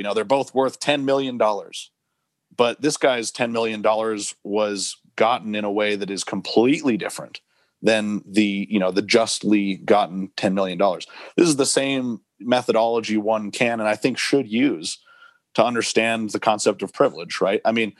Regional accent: Albuquerque, New Mexico, United States; You know, I grew up in Albuquerque. I'm really proud of that.

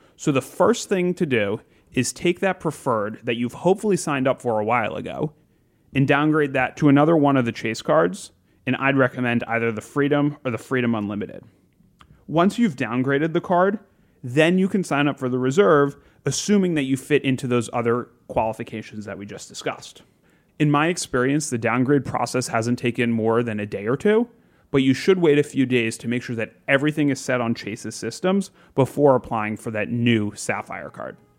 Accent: South Florida, United States; moved away; I grew up in South Florida

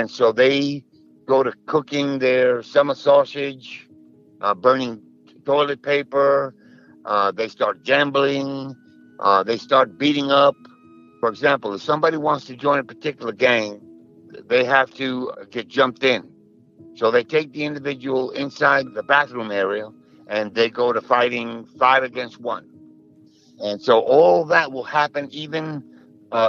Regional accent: New York, United States; moved away; also born or lived in Georgia; I'm from New York, and I was in the Army for 24 years

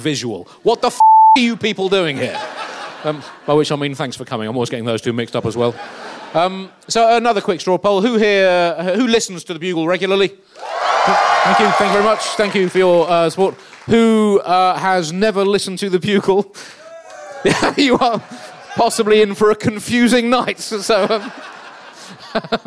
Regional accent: United Kingdom; I'm British

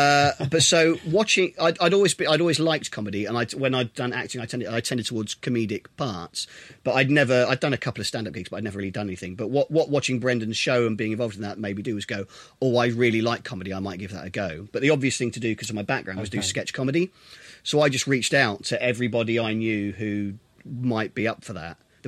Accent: Milton Keynes, South East England, United Kingdom; Milton Keynes.

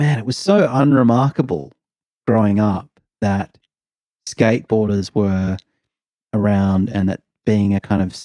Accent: Adelaide, South Australia, Australia; now in Melbourne, Australia; growing up in Adelaide, and then when I'd come to Melbourne

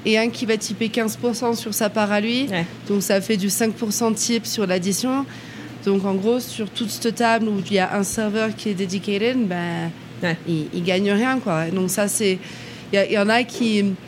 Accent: France; now in United States; en tant que français

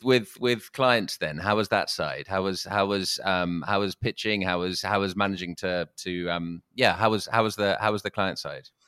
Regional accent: London, United Kingdom; I'm a Londoner

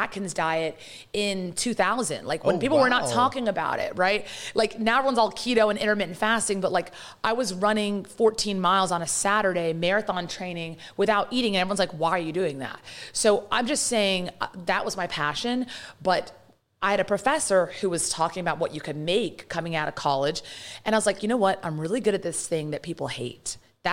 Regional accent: London, United Kingdom; accent: British; now in United States; I'm born and raised in London, and my parents brought us here

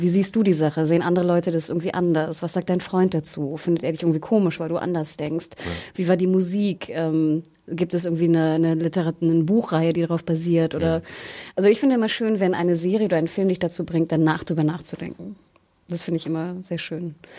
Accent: Hamburg, Germany; Ich komme komm aus Hamburg

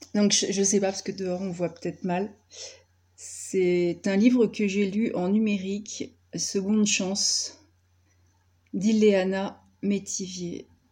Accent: Brittany, France; je suis absolument pas euh, ardéchoise d'origine, je suis bretonne

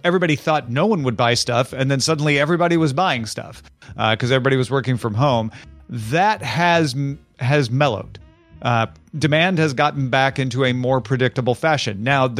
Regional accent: Central Time Zone, United States; moved away; I grew up in Central Time. I always feel like we were trained from birth to convert Eastern to Central.

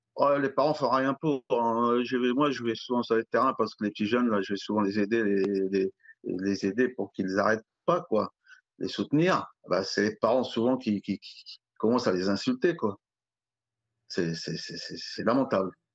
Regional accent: Alfortville, Île-de-France, France; j'ai grandi à Alfortville

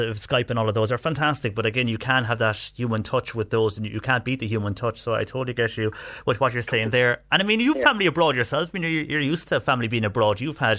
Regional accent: West Cork, Munster, Ireland; I'm from West Cork.

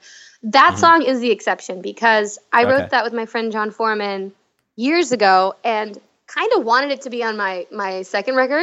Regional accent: North San Diego County, California, United States; now in Los Angeles, United States; I grew up in North San Diego County, and now I live in Los Angeles

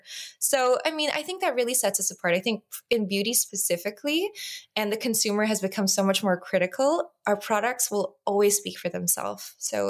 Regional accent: Los Angeles, California, United States; I grew up in Los Angeles. I've always been the American cousin.

